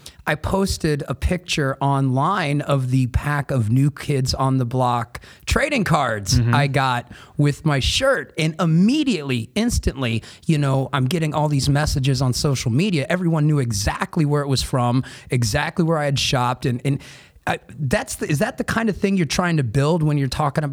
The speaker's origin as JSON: {"language": "English", "town": "Columbus", "region": "Ohio", "country": "United States", "tie": "born or raised there", "said": "we didn't live in Los Angeles. We didn't live in Chicago where all these TV shows are set. We were right here in Columbus"}